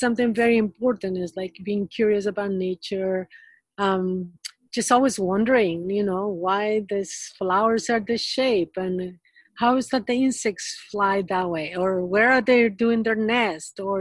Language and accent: English; Peru; moved away; I got a degree in biology that was in Peru. I'm originally from Peru. I was born in Peru